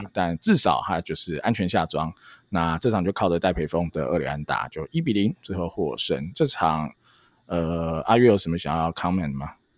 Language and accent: Chinese; Yangmei, Taoyuan, Taiwan; 我住在，哦，双子在阳美长大，那我爸在新竹工作